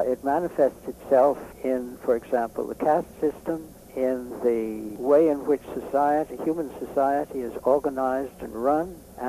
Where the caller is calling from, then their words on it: Massachusetts, United States; I'm talking from Massachusetts, which is very blue.